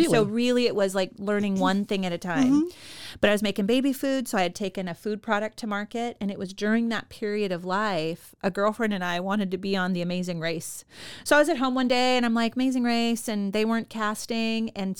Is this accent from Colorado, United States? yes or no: no; San Leandro, California, United States; born there; I was born in California, San Leandro, and we spent the first 6 years in the Bay Area where he owned his gym.